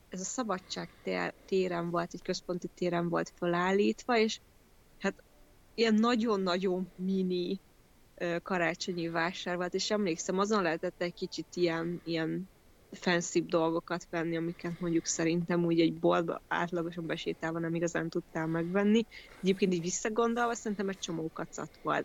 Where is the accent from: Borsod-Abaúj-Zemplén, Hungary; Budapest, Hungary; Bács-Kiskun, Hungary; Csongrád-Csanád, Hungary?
Borsod-Abaúj-Zemplén, Hungary; Kazincbarcika; Kazincbarcikán nőttem föl